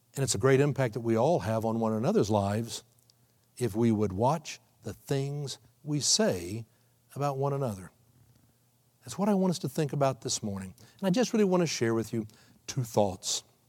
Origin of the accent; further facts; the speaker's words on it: Texas, United States; moved away as an adult; now in Oklahoma City, United States; I have spent still more than half my life growing up in Texas